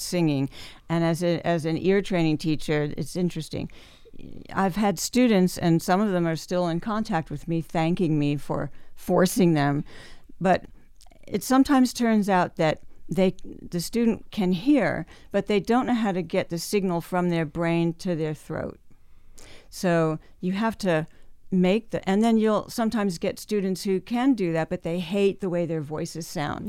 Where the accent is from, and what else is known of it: New Jersey, United States; born or raised there; also born or lived in Memphis, Tennessee / Australia